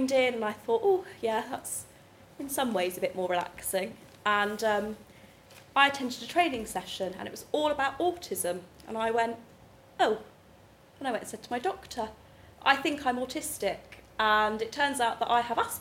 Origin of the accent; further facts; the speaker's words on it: Swindon, South West England, United Kingdom; I grew up in Swindon